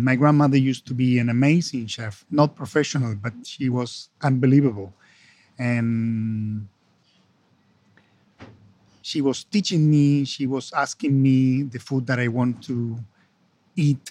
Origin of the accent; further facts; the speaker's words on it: Argentina; also born or lived in London, United Kingdom; I come from Argentina, so we are Latin American